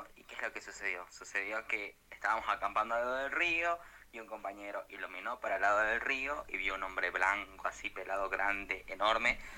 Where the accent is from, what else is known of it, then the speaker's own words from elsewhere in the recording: Salta, Argentina; soy de Salta